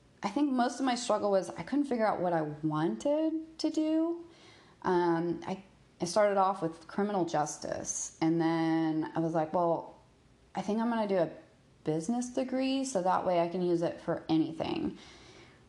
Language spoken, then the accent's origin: English; Texas, United States; moved away as an adult; also born or lived in Hawaii; I grew up in Texas